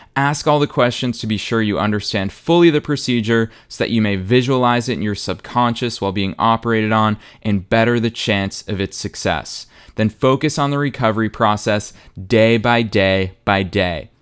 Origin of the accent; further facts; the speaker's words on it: Boston, Massachusetts, United States; moved away as an adult; now in Los Angeles, United States; I was raised in Boston. I spent the vast majority, almost the entirety of my life in Boston.